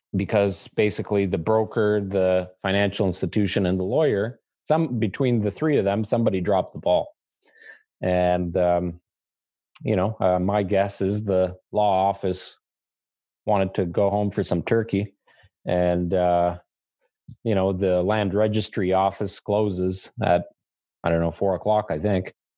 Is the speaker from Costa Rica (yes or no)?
no; Canada; as a Canadian